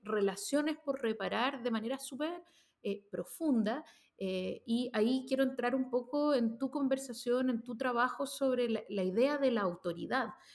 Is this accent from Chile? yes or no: yes; Chile